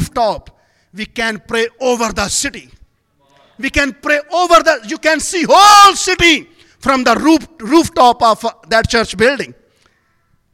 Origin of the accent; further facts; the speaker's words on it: Pakistan; I'm from Pakistan